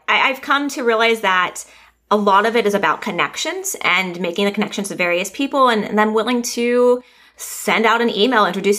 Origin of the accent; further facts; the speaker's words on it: Long Beach, California, United States; also born or lived in Orange County, California; I grew up in basically Orange County, California.